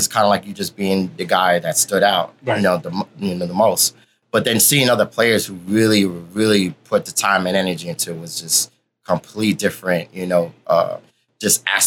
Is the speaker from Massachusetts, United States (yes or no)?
no; New York City, New York, United States; I'm born and raised in Harlem, started out in Big Apple Video.